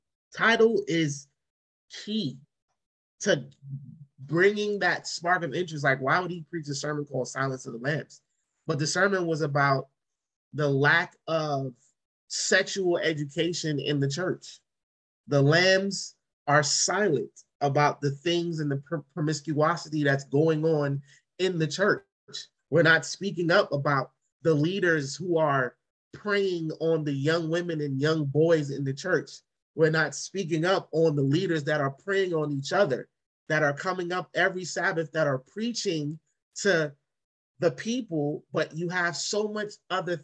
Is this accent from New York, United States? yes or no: yes; New York City, New York, United States; growing up in Brooklyn in church